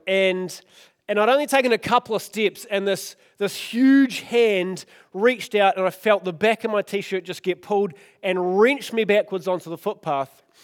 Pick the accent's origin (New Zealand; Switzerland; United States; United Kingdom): New Zealand; Oamaru, Otago; I grew up in Omaru